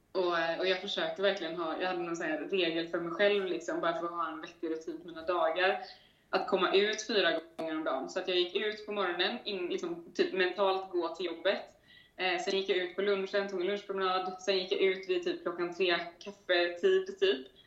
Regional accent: Gothenburg, Västra Götaland, Sweden; moved away as an adult; now in Stockholm, Sweden; göteborgare i grunden, men har varit, eh, har varit ute och flängt i världen ett par år, de senaste fem åren

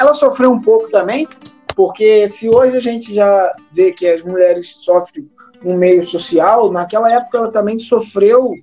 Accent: Brazil; a gente, como brasileiro

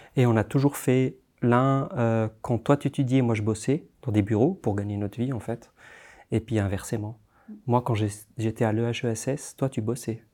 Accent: Tunisia; now in Geneva, Switzerland; je suis né en Tunisie, j'ai grandi en Tunisie

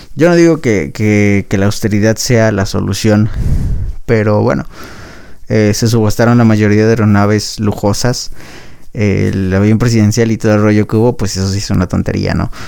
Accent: Mexico

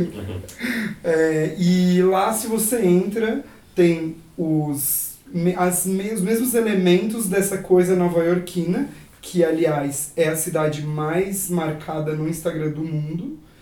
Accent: near São Carlos, interior of São Paulo, Brazil; eu sou do interior de São Paulo, perto de São Carlos

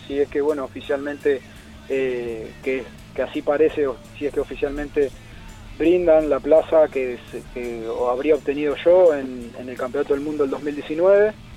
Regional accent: Santa Fe, Argentina; soy de Santa Fe Capital.

